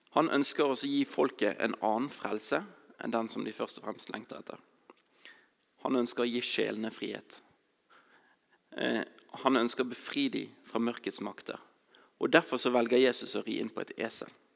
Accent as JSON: {"language": "Norwegian", "town": "Bergen", "region": "Vestland", "country": "Norway", "said": "jeg kommer fra Bergen"}